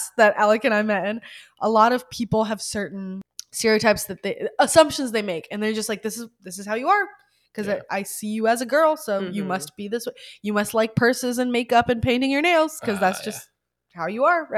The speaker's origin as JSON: {"language": "English", "country": "Ukraine", "moved": "yes", "said": "I'm originally from Ukraine"}